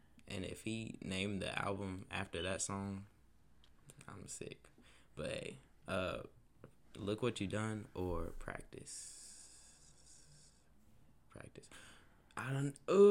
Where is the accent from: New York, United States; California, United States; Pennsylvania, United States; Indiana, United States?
Indiana, United States; Indianapolis; I'll be 20 on the 26th, so I'm 19 as we're recording this from Indianapolis, born and raised.